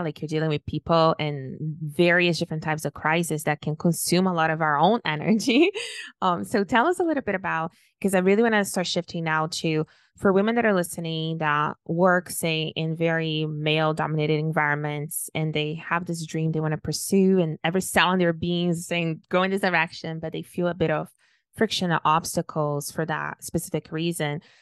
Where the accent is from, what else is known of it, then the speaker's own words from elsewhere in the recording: Brazil; moved away; also born or lived in Toronto; when I was born and raised in Brazil, everybody was Brazilian